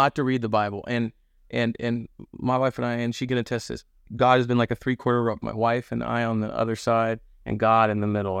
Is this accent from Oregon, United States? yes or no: yes; Monmouth, Oregon, United States; also born or lived in Dallas, Oregon / Gresham, Oregon; we grew up in Dallas, or Dallas for a bit, and then Gresham, then we moved back to Monmouth. You know, it's kinda where I grew up